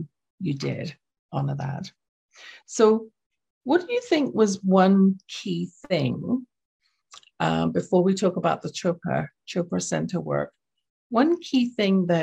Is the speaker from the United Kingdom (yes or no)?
yes; London, United Kingdom; accent: English; now in Canada; what I saw growing up in my household, which was in London, England. You can tell from my accent, I wasn't born in Canada.